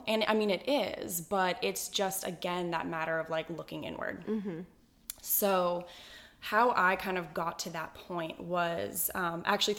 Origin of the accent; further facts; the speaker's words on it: Boston, Massachusetts, United States; now in San Diego, United States; I grew up in Boston, Mass